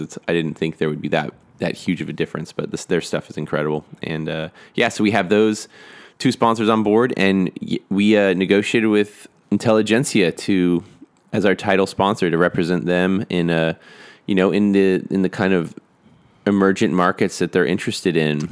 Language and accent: English; Austin, Texas, United States; I grew up in Austin